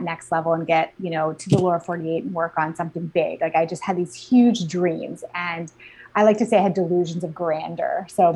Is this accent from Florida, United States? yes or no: no; Alaska, United States; moved away as an adult; I was actually born and raised in Alaska.